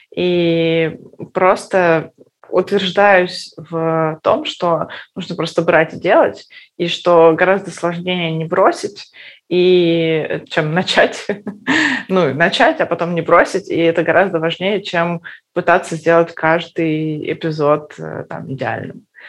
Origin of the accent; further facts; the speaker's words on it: Perm, Perm Krai, Russia; moved away; мы из Перми